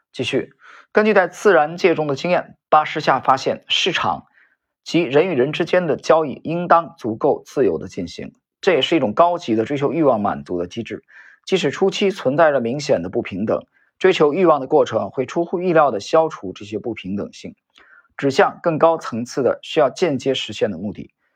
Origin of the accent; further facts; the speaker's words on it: northern China, China; moved away; 我在北方这个城市长大，生活